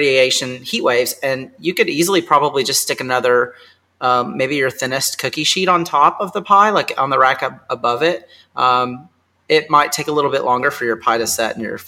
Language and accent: English; Kentucky, United States; I grew up in Kentucky